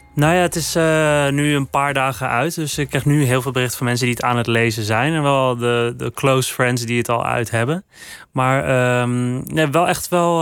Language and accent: Dutch; Netherlands; Ik ben gewoon een vrijgevochten Hollandse jongen in Nederland.